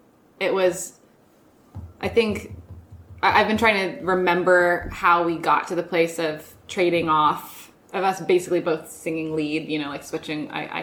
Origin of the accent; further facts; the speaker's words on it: Lexington, Virginia, United States; moved away; my hometown, Lexington, was in the news that week.